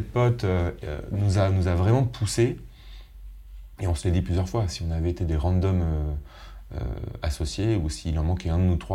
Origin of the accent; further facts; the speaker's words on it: Lyon, Auvergne-Rhône-Alpes, France; born there; Après, moi, il se trouve que je suis né à Lyon.